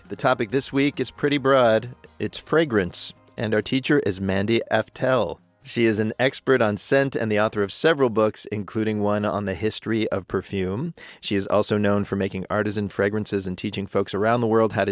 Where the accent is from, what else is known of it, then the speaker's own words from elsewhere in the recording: Pittsburgh, Pennsylvania, United States; I'm from Pittsburgh